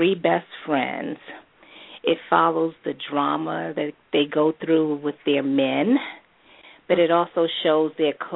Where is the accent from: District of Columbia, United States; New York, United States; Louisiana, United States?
District of Columbia, United States; Washington; moved away as an adult; now in Prince George's County, Maryland, United States; I was born and raised in Washington, D.C.